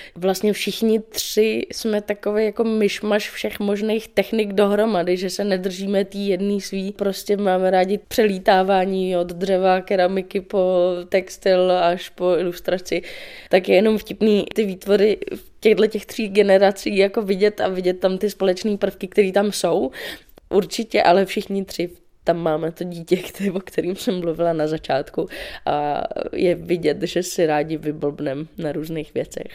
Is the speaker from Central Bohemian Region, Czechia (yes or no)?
yes; Dobřichovice, Central Bohemian Region, Czechia; now in Prague, Czech Republic; Já jsem uh, z Dobřichovy, což je kousíček od Prahy.